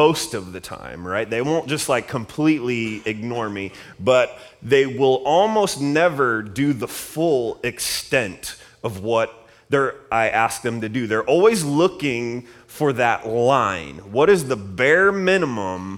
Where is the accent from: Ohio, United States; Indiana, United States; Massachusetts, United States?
Ohio, United States; now in Redlands, United States; I'm from Ohio